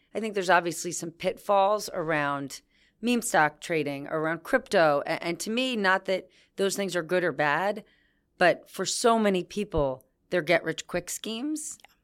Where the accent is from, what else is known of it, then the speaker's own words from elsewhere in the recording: New Jersey, United States; I was from New Jersey.